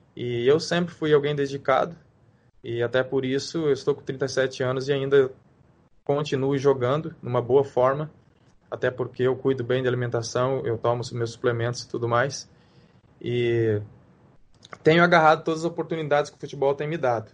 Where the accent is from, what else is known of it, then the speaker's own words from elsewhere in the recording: Brazil; moved away as an adult; now in Hong Kong; eu saí do Brasil foi algo muito rápido